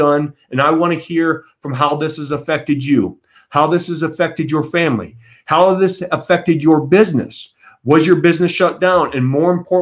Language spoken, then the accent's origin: English; Michigan, United States; my fellow Michiganders.